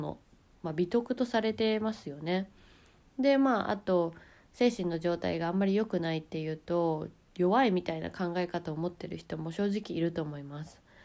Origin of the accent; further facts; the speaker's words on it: Japan; moved away as an adult; 日本で生まれ育って